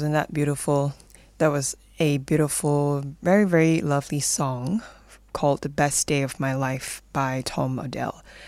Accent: Malaysia; moved away as an adult; now in Melbourne, Australia; I'm originally from Malaysia, and I actually came all the way here to study

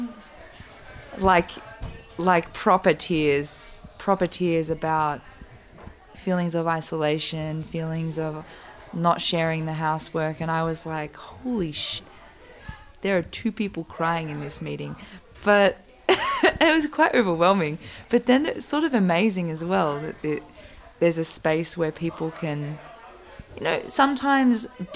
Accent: Bega, New South Wales, Australia; moved away; also born or lived in Sydney; I'm from Bega

